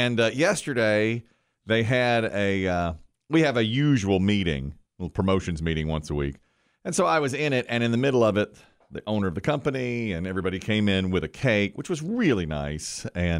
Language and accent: English; the South, United States; Now, we're from the South.